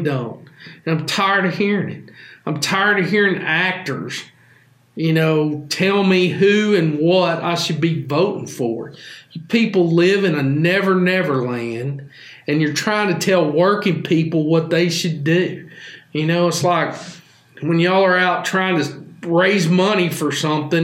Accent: the South, United States; I can't be proud to be from the South

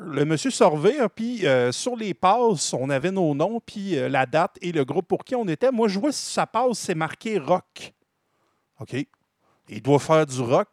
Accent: Drummondville, Quebec, Canada; Moi, je viens de Drummondville.

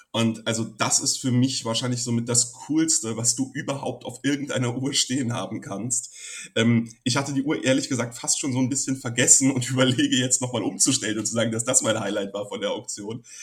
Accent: Frankfurt, Hesse, Germany; Ich als Frankfurter, der ja ähm, sogar im gleichen Stadtteil groß geworden ist

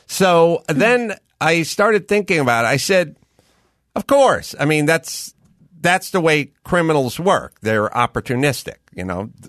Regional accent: United States; I grew up in America

